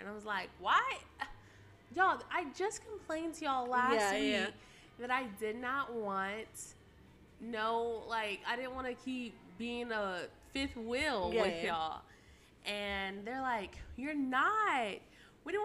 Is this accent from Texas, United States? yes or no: yes; Austin, Texas, United States; moved away as an adult; now in Louisiana, United States; I'm from the Austin area.